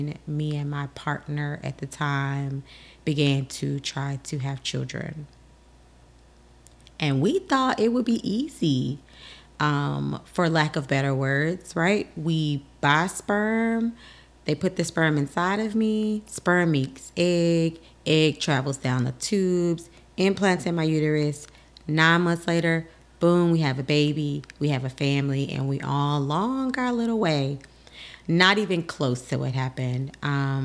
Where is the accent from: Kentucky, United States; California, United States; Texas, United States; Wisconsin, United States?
Texas, United States; Houston; now in Washington, D.C., United States; I am originally from Texas.